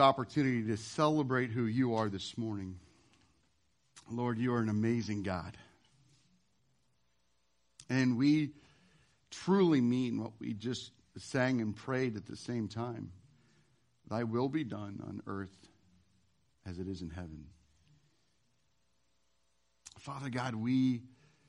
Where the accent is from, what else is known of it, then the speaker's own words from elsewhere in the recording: Nebraska, United States; now in Washington, United States; I am from the great state of Nebraska, the good life